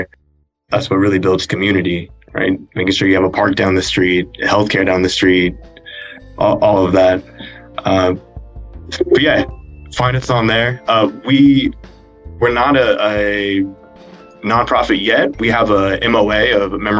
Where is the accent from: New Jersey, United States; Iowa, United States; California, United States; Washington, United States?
California, United States; Banning; a community-based organization in my hometown of Banning, California